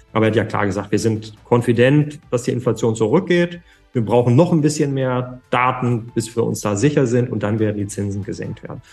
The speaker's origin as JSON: {"language": "German", "country": "Germany", "said": "bei uns in Deutschland und in Europa"}